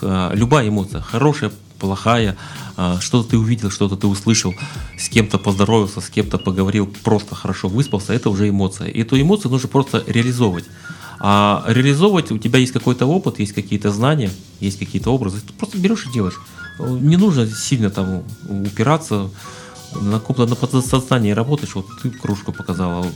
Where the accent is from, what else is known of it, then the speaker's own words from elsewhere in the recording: Siberia, Russia; moved away; also born or lived in Kuban; у меня род, предки из Кубани, я сам родился в Сибири